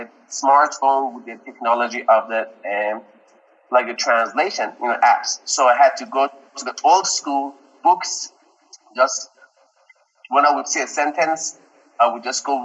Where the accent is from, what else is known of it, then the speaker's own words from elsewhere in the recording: Tehran, Tehran Province, Iran; English is a second language; now in Dallas, United States; I came from Tehran, and Tehran is a big, massive city.